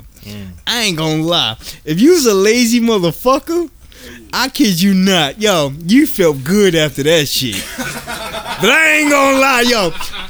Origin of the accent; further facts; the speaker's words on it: New York, United States; I'm from New York. I don't believe shit unless I see it.